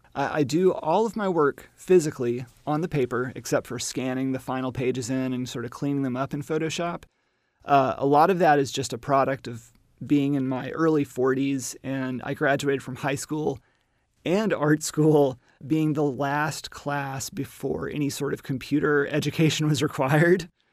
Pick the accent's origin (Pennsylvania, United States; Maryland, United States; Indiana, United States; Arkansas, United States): Arkansas, United States; Little Rock; also born or lived in Alabama; I am a Southerner from Arkansas, but I also grew up in Alabama